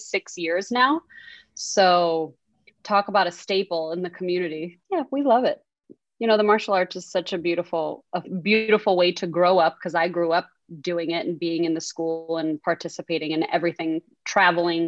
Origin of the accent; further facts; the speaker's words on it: Key Biscayne, Florida, United States; also born or lived in Manhattan, New York; I moved to Key Biscayne when I think I was 8 years old or so